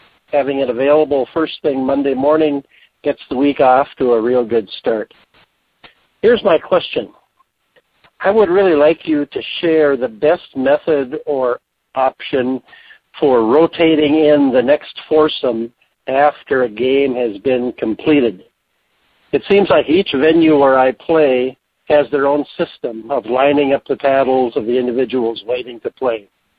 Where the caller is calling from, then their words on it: Minnesota, United States; I'm calling from Minnesota